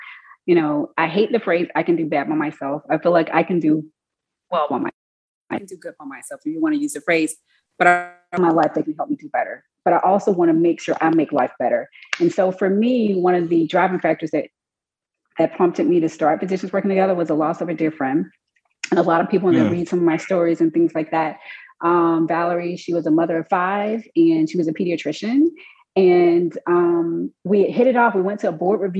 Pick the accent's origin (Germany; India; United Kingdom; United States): United States; Mississippi; moved away as an adult; also born or lived in Columbus, Georgia; now in Alabama, United States; I'm originally from Mississippi, practicing in Alabama